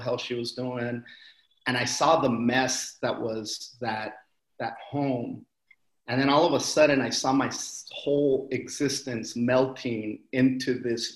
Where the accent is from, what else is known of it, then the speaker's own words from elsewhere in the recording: Wilmington, California, United States; I am from a town called Wilmington, California, over in the South Bay, a harbor area